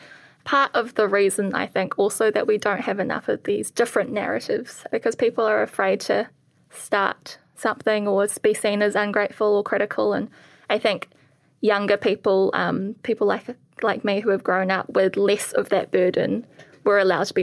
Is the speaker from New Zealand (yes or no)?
yes; New Zealand; born or raised there; accent: Kiwi